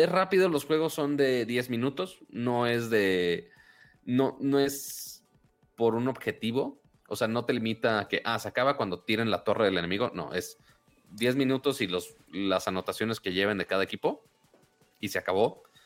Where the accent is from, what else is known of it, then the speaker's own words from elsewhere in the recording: Monterrey, Nuevo León, Mexico; soy de Monterrey